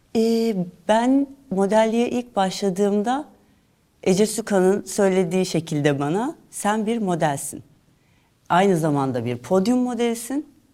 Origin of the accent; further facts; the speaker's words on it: Istanbul, Turkey; also born or lived in Fatih (Fındıkzade), Istanbul / Italy / Edirne; Sultan Gazi'de büyüdüm.